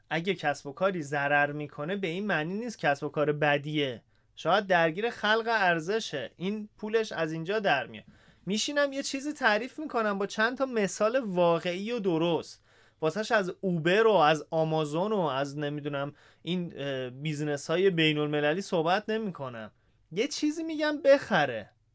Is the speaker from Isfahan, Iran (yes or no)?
yes; Isfahan, Iran; moved away as an adult; اهل اصفهانم هستم و اصفهان بودم تا همین نه سال پیش